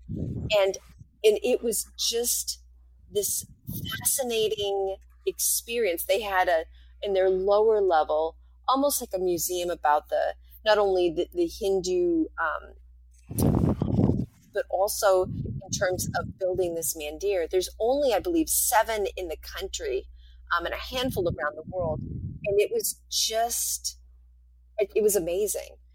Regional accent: rural New Hampshire, United States; moved away; I grew up in in New, rural New Hampshire

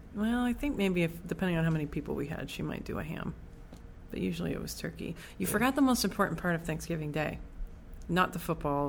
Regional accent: Connecticut, United States; born in Connecticut

